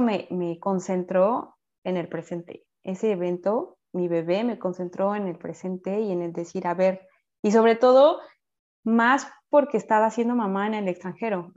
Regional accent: Mexico; moved away as an adult; now in France; mi calidad de ser mexicana es como la chispa, ¿no? Y uh, me sentía como, bueno, sí, cada vez que decía soy de México

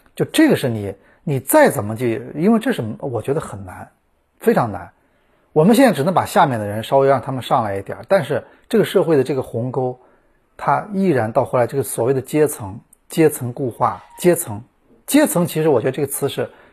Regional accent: China; 我们中国人

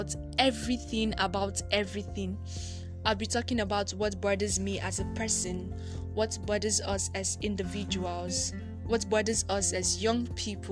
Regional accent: Nigeria; I am Nigerian. I am African.

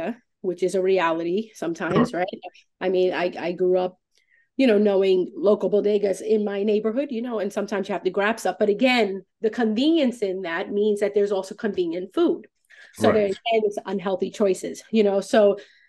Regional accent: New York City, New York, United States; moved away as an adult; now in Fairfield County, United States; I'm originally from New York.

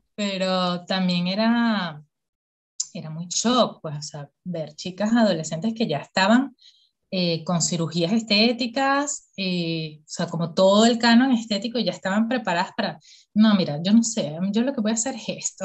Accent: Caracas, Capital District, Venezuela; yo soy caraqueña, pero así mal

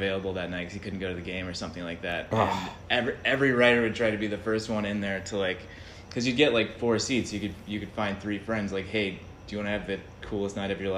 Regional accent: Atlanta, Georgia, United States; also born or lived in New York; now in Los Angeles, United States; From Atlanta, Georgia

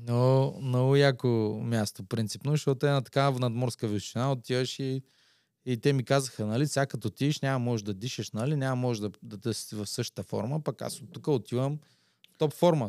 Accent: Slivo Pole, Ruse Province, Bulgaria; аз идвам от Слиополе

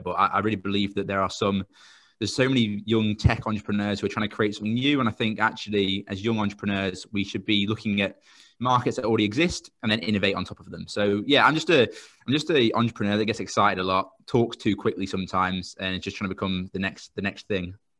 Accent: Royston, East of England, United Kingdom; I'm from a place called Royston.

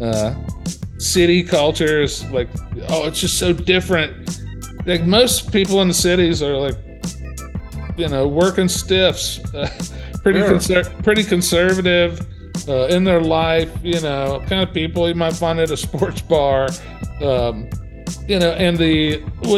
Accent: Appalachia, and the Dayton, Ohio region, Eastern Kentucky, United States; moved away; also born or lived in Cincinnati, Ohio; I grew up in Eastern Kentucky, Appalachia, and the Dayton, Ohio region.

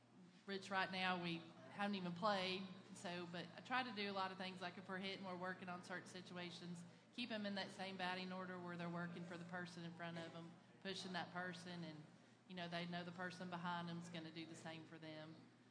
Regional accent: Grandview, Missouri, United States; Grandview, Missouri.

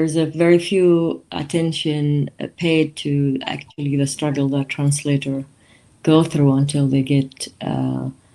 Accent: Israel; I was born and grew up in Taipei

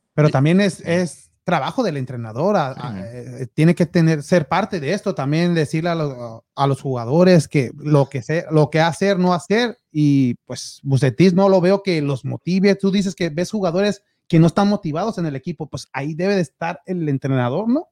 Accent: Guadalajara, Jalisco, Mexico; now in Houston, United States; yo soy de Guadalajara, también nativo de, de, la, de la ciudad más bonita del mundo

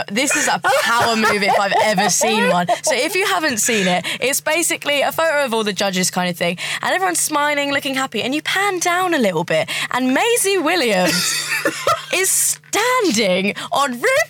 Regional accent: Luton, East of England, United Kingdom; I come from Luton, and, like, everyone's a bit, like, chavvy

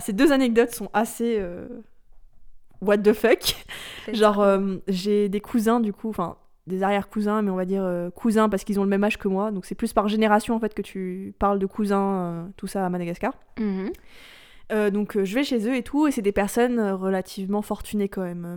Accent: France; De France

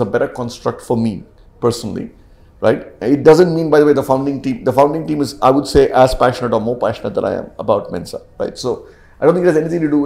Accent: Chennai, Tamil Nadu, India; I grew up in Chennai

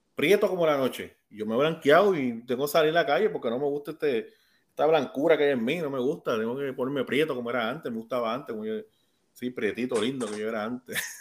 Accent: Puerto Rico; yo me siento bien puertorriqueño

